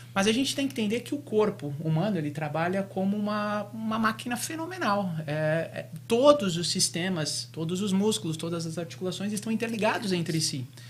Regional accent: São Paulo, Brazil; moved away as an adult; now in Boca Raton, United States; sou de São Paulo

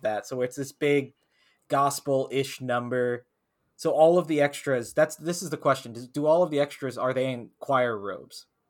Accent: the South, United States; growing up in the South

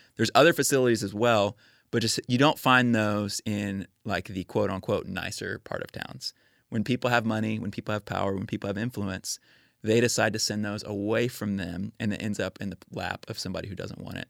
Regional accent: Spring, Texas, United States; moved away as an adult; now in Nashville, United States; I grew up in Spring, Texas. It's a suburb of North Houston

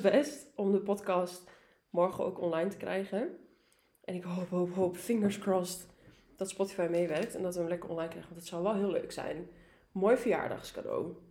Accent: Almelo, Overijssel, Netherlands; ik kom uit Almelo

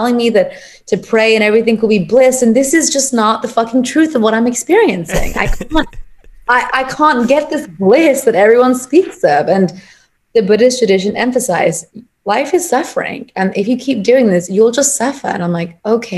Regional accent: England, United Kingdom; So I'm Punjabi. That's where my family is originally from. So I grew up in England

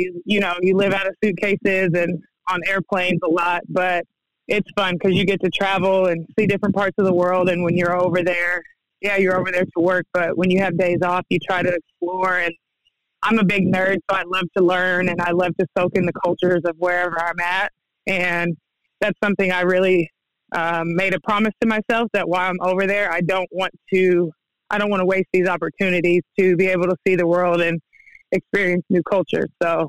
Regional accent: Denver, Colorado, United States; also born or lived in Kansas; now in Mount Juliet, United States; I didn't originally grow up here. We moved here from Kansas. I've kind of grown up a little bit everywhere. Denver is home for me. That's where I was born.

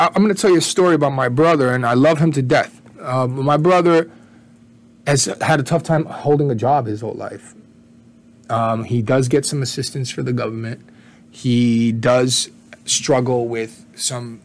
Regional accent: Jersey City, New Jersey, United States; also born or lived in Puerto Rico / Brooklyn, New York City / Newark; I grew up for the most part in Jersey City, lived in Newark.

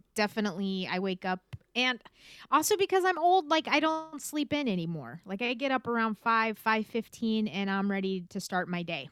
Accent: California, United States; I was born and raised in California

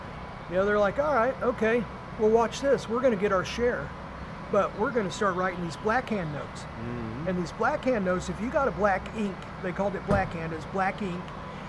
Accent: Kansas City, Missouri, United States; I grew up in Northeast Kansas City

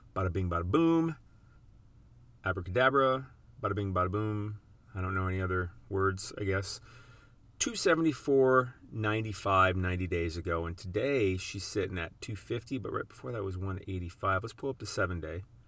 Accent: South Dakota, United States; moved away; where I grew up in South Dakota

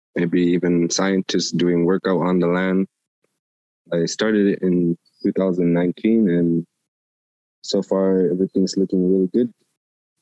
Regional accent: Grise Fiord, Nunavut, Canada; I'm from Greasefjord, 28 years old

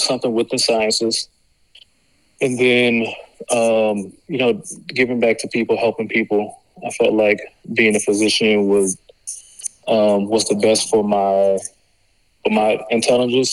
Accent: LaPlace, Louisiana, United States; moved away as an adult; also born or lived in New Orleans, Louisiana; now in Wichita Falls, United States; Born and raised in La Place, Louisiana.

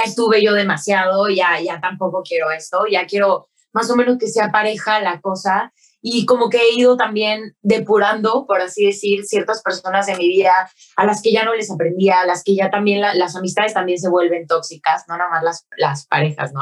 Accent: Mexico; Como mexicana

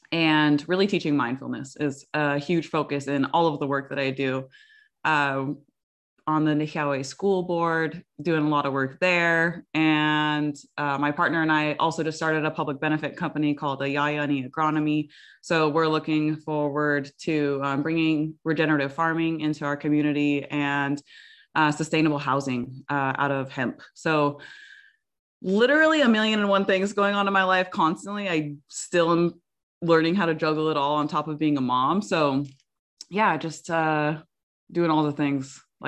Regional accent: Oregon, United States; But yeah, I'm from the Umatilla Indian Reservation.

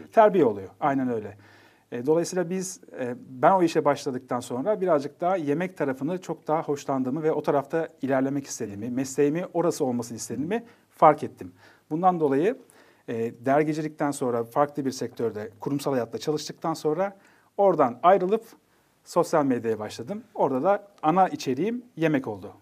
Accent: Nevşehir, Turkey; Ben Nevşehirliyim, Kapadokyalıyım

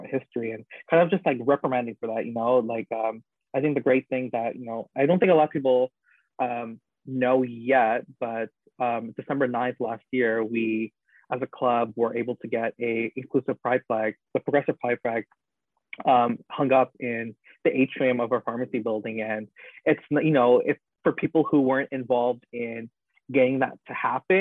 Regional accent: Toronto, Ontario, Canada; I grew up in Scarborough, at least for like half of my childhood

